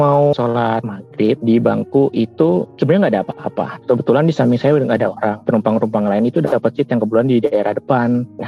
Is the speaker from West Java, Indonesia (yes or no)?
no; Jepara, Central Java, Indonesia; Saya asli Jawa Tengah, di domisili Jepara, Jawa Tengah.